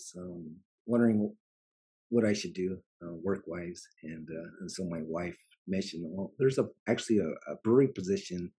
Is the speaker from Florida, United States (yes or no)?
no; Provo, Utah, United States; moved away as an adult; also born or lived in Texas; now in Hida Takayama, Japan; I grew up in America, in the state of Utah, in a small town called Provo.